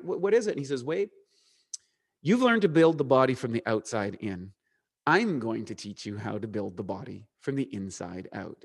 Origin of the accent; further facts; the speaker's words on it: Eastern Canada, Canada; accent: Canadian; moved away; life was normal growing up in eastern Canada, which is up by Maine, playing hockey, s, in a small town